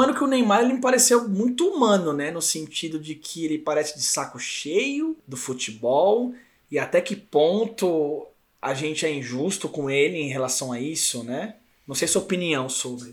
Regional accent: São Paulo, Brazil; de vários lugares de São Paulo aqui, que nós somos paulistas

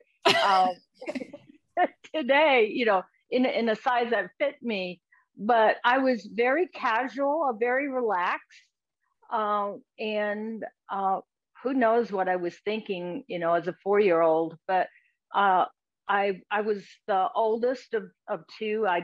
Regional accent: Pennsylvania, United States; now in Texas, United States; I grew up in Pennsylvania

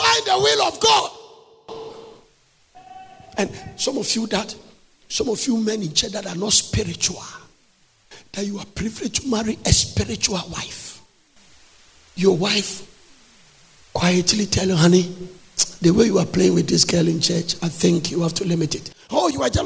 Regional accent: Nigeria; accent: Nigerian English; I'm using a Nigerian English.

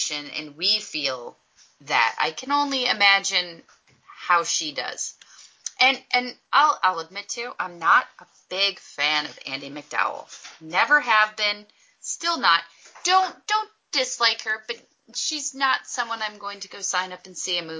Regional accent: Detroit, Michigan, United States; I'm from Detroit area in Michigan

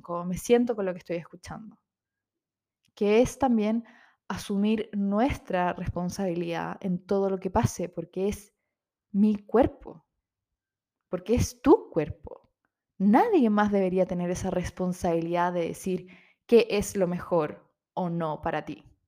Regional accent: Chile

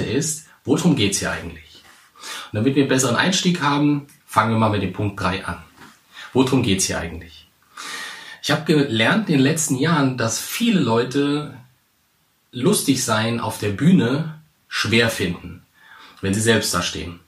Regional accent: Central Hesse, Germany; moved away as an adult; now in Hamburg, Germany; ich komme eigentlich aus Hesse, ganz wichtig Mittelhessen.

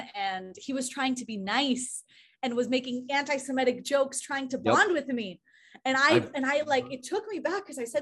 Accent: Israel; moved away as an adult; now in Austria; I'm from Israel

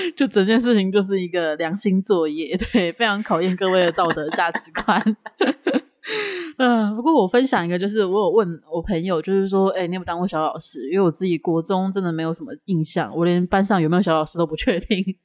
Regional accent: Taipei, Taiwan; 我以前读小学的时候，就是读了第一间小学在台北

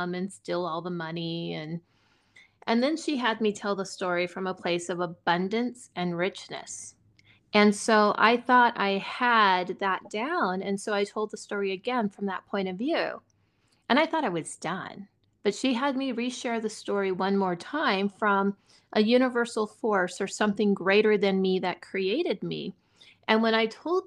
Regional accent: Silicon Valley, California, United States; now in Montana, United States; I grew up near poverty in Silicon Valley in California

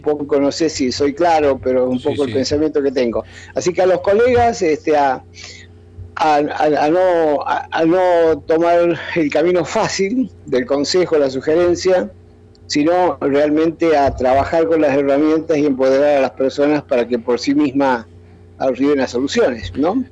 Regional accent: Argentina; acá en mi país

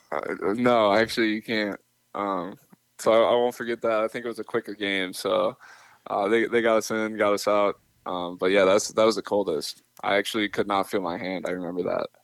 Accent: Minnesota, United States; I'm from Minnesota

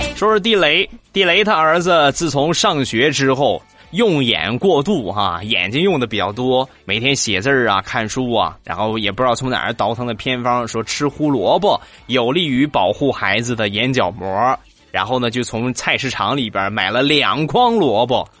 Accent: Rizhao, Shandong, China; 我们家乡的特产， 日照绿茶

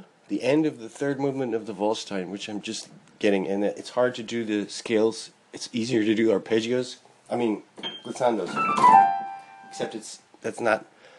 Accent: Japan; I'm from Japan, and I'm working on this new Beethoven.

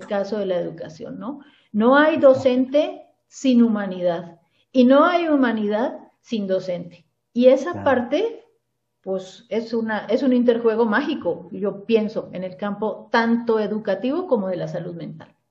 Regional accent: Cali, Valle del Cauca, Colombia; moved away as an adult; now in Mexico; yo soy originaria de Cali, la ciudad de Cali en Colombia.

